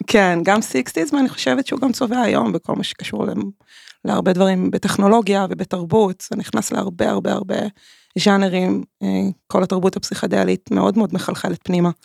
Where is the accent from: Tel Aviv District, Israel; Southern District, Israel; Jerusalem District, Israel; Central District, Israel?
Tel Aviv District, Israel; Tel Aviv; נולדתי בתל אביב